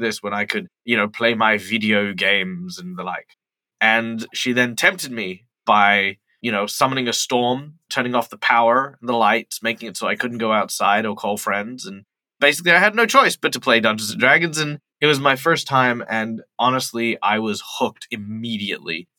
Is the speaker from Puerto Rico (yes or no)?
no; Perth, Western Australia, Australia; Perth, West Australia, which is my hometown